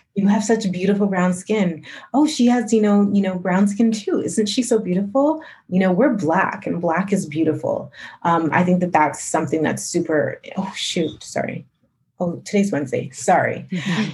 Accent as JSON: {"language": "English", "town": "Calgary", "region": "Alberta", "country": "Canada", "tie": "born or raised there", "said": "growing up in Calgary"}